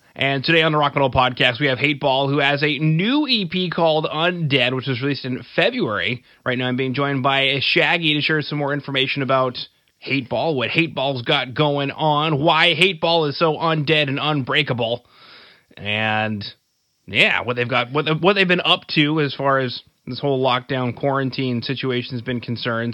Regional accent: Canada; I'm from Canada

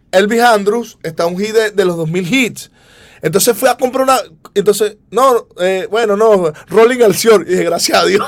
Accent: Venezuela; moved away; nosotros nos da mucho orgullo ser venezolanos

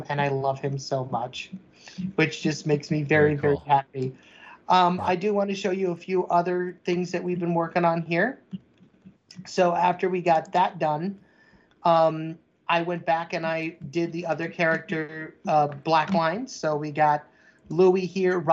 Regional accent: Oswego, United States; my hometown in Oswego

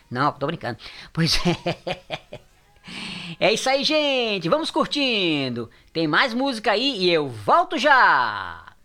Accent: Juazeiro do Norte, Ceará, Brazil; Juazeiro do Norte, lá no Ceará, na minha terra

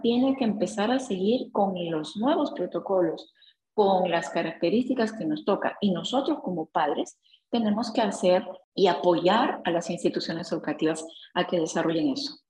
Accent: Peru; nosotros como peruanos

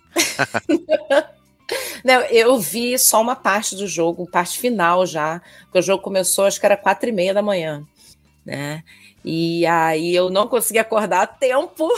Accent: Rio de Janeiro, Brazil; carioca e flamenguista

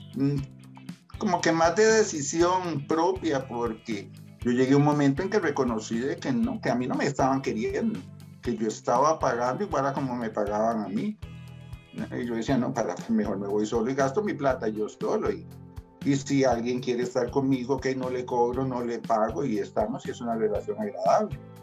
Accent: San José, Costa Rica; moved away as an adult; now in Puriscal, Costa Rica; yo nací en San José Centro. Hoy, hoy por hoy vivo en Puriscal, pero nací en San José Centro.

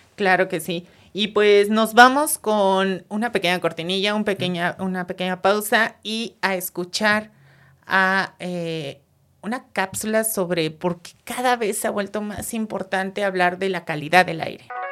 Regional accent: Mexico City, Mexico

